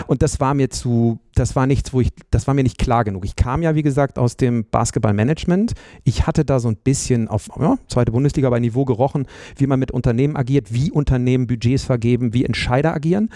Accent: Bremen, Germany; moved away as an adult; also born or lived in Münster; ich bin in Bremen aufgewachsen

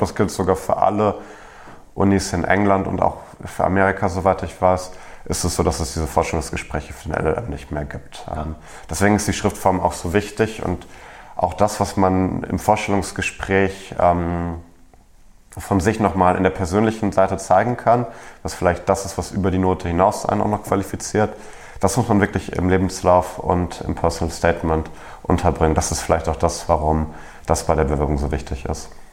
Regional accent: Germany; als Deutscher

